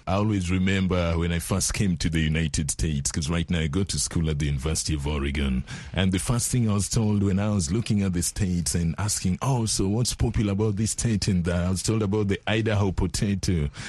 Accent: Kenya; now in United States; I come from Kenya

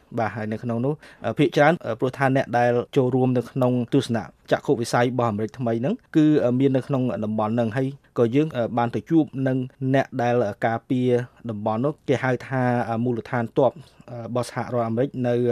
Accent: Cambodia

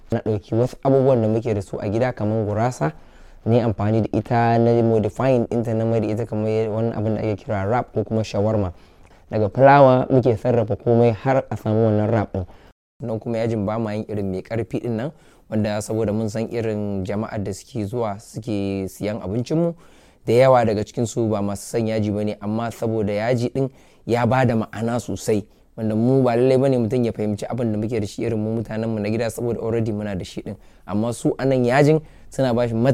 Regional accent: Kano, Kano State, Nigeria; now in London, United Kingdom; na tashi ne a garin Kano shekara ta 22 kenan a nan a London

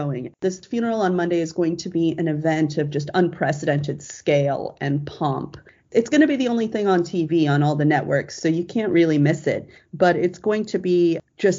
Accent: Australia; moved away; I am an American, but actually I'm also born and raised in Australia

